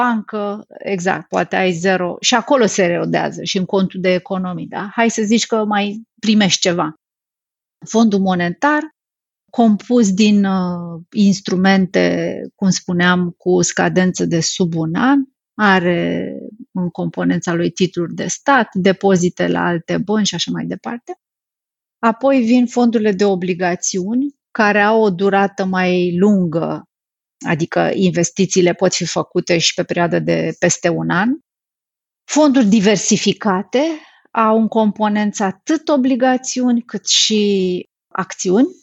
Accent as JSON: {"language": "Romanian", "country": "Romania", "said": "pentru noi ca și români"}